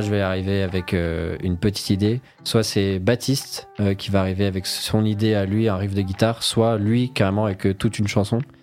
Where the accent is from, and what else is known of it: Saint-Germain-en-Laye, Île-de-France, France